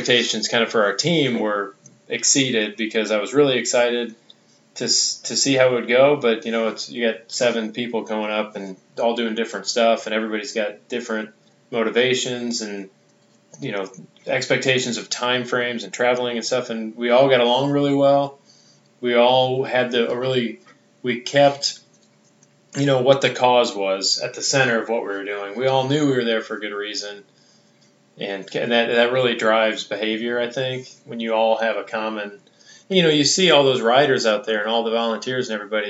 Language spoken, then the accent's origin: English; Midwest, United States; I'm from the Midwest, but Ohio's quite a ways from Iowa